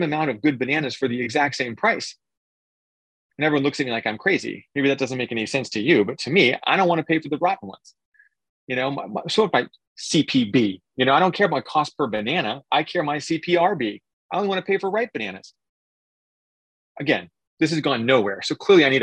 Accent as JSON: {"language": "English", "region": "Oregon", "country": "United States", "tie": "born or raised there", "said": "I grew up in Oregon, and so I grew up in spotted owl territory"}